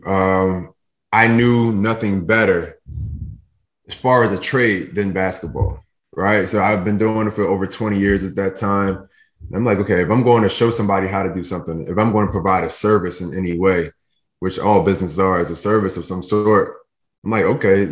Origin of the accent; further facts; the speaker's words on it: Philadelphia, Pennsylvania, United States; moved away as an adult; now in New Jersey, United States; I'm in New Jersey now, but I grew up in Philadelphia my whole life